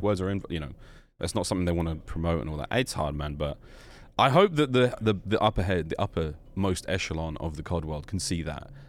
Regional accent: London, United Kingdom; also born or lived in Australia; now in United States; I grew up in London

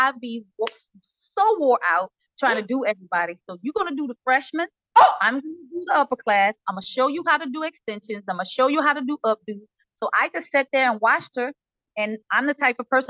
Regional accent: Shreveport, Louisiana, United States; now in Atlanta, United States; I'm from Shreveport, Louisiana. I reside in Atlanta

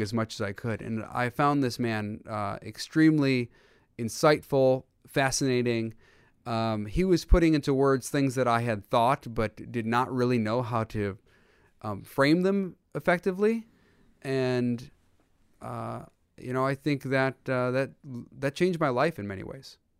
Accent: United States; growing up, that's the thing I remember most is my dad telling me all the time and my brothers, um, that we are so blessed to be in the United States

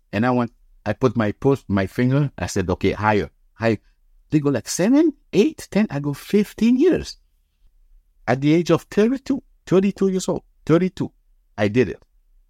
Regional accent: Canada; It's like we as Canadian, we as a nation.

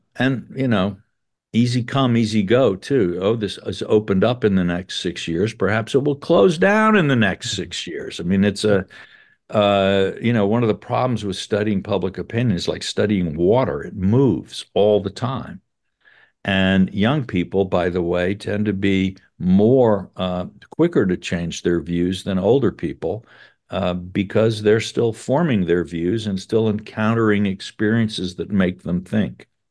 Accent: South Carolina, United States; I'm from South Carolina, and so I grew up with a lot of people who said slavery had nothing to do with the war

